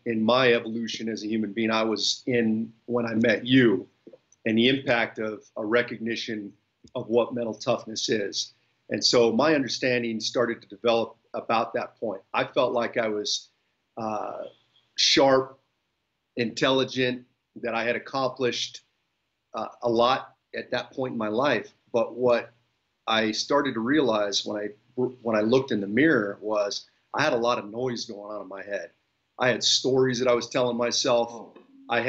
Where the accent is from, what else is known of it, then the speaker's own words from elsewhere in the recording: Bay Area, Northern California, United States; I am born and raised in the Bay Area in Northern California